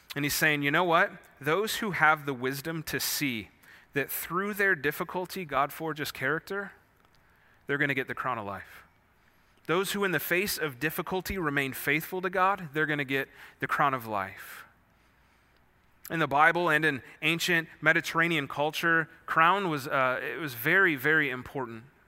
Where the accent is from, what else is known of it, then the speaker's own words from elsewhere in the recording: Wisconsin, United States; moved away; I grew up in Wisconsin.